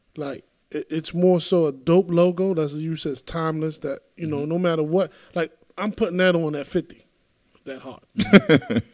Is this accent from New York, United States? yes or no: yes; New York City, New York, United States; I'm from East New York. I'm from Pink Island.